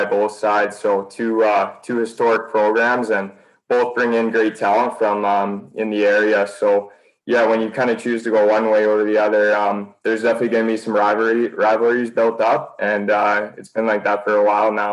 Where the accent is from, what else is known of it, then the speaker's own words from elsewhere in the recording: Sherwood Park, Alberta, Canada; I grew up playing in the Sherwood Park Arena